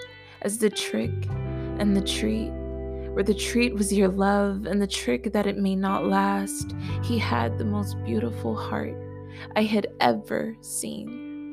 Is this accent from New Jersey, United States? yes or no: no; Los Angeles, California, United States; Los Angeles.